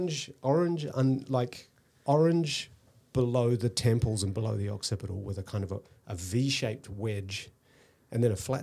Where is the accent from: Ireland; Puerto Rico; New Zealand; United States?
New Zealand; I grew up in New Zealand, actually. Yeah. So we moved around a lot.